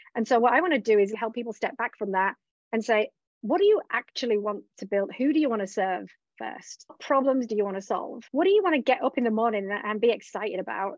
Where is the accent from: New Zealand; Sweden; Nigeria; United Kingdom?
United Kingdom; England; moved away; also born or lived in Australia; I was originally from England, lived in Australia